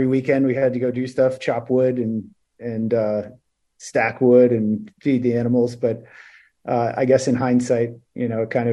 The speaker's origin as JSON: {"language": "English", "region": "Maine", "country": "United States", "tie": "born or raised there", "moved": "yes", "lives_now": "Palm Beach, United States", "said": "I grew up in Maine. I actually moved there when I was 2."}